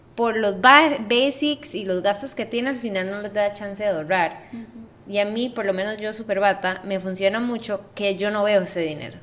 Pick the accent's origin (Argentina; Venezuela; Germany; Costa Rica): Costa Rica; now in Panama; yo soy de Costa Rica